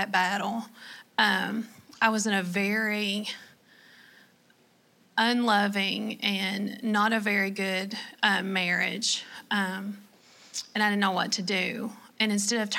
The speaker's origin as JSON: {"language": "English", "region": "Kentucky", "country": "United States", "accent": "Southern", "said": "I am from Kentucky"}